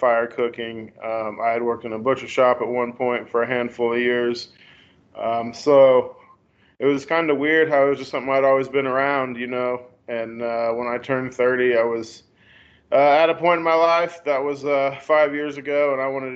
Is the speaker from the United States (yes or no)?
yes; Independence, Missouri, United States; I grew up right here in Independence, Missouri, where I still live